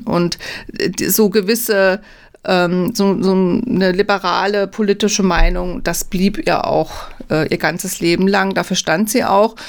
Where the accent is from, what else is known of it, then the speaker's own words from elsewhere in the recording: Bad Bergzabern, Rhineland-Palatinate, Germany; moved away; In meiner alten Heimat in Bad Bergzabern